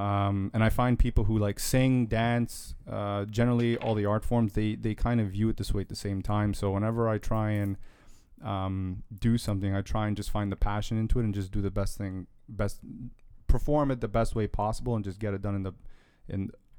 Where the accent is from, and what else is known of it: Toronto, Ontario, Canada